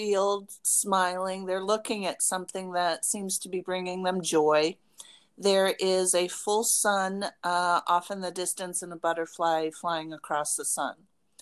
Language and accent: English; Las Vegas, Nevada, United States; moved away; when I grew up in Las Vegas